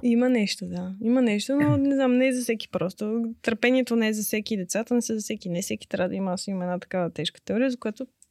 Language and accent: Bulgarian; Pleven, Pleven Province, Bulgaria; now in Sofia, Bulgaria